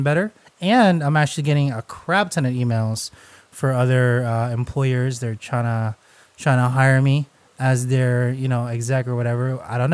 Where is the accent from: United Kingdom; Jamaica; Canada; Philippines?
Philippines; I'm Filipino